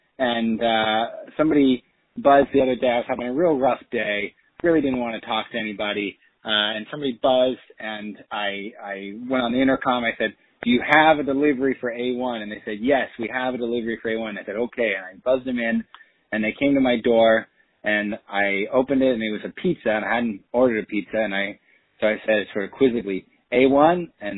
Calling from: Brooklyn, New York, United States

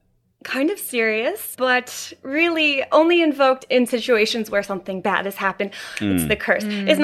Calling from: Vancouver, British Columbia, Canada; Yes, Vancouver, British Columbia.

